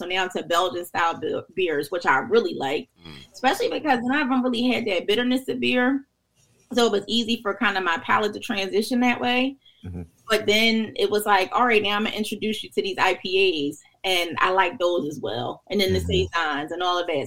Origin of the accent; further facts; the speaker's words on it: Philadelphia, Pennsylvania, United States; moved away as an adult; also born or lived in Rockingham, North Carolina (family); now in Delaware, United States; I grew up in North Philly in Brewerytown